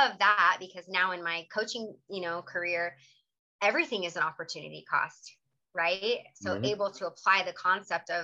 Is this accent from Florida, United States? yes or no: no; Ventura County, California, United States; moved away as an adult; also born or lived in San Diego / South Korea; I was from Ventura County, which is about 3 hours north